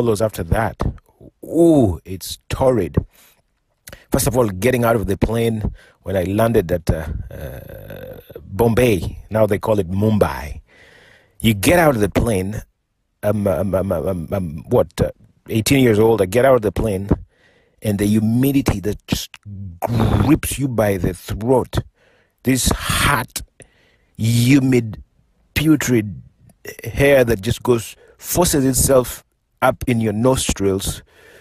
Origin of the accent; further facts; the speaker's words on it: Mfangano Island, Homa Bay County, Kenya; moved away; also born or lived in Kisumu; I was born and raised in Fangano Island.